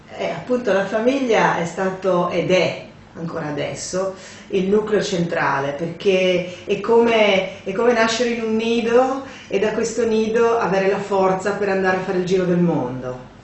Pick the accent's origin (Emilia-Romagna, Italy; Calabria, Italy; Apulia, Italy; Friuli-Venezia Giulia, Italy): Friuli-Venezia Giulia, Italy; Paluzza; sentieri uh, di casa mia, di Paluzza, del mio paese